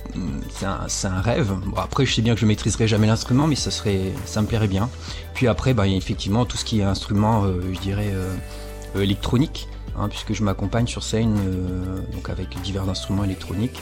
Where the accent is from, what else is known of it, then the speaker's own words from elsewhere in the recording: Réunion; moved away as an adult; also born or lived in Toulouse / Montpellier; now in Charleville-Mézières, France; chez moi, enfin, je dis chez moi parce que La Réunion, c'est quand même euh, là d'où je viens